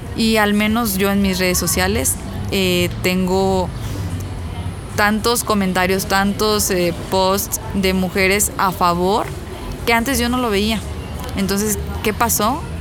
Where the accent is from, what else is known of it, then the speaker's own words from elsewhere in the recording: Ciudad Victoria, Tamaulipas, Mexico; yo soy de Ciudad Victoria